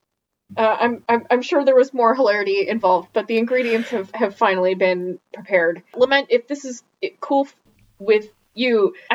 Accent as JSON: {"language": "English", "region": "Midwest", "country": "United States", "tie": "born or raised there", "said": "I grew up in the Midwest"}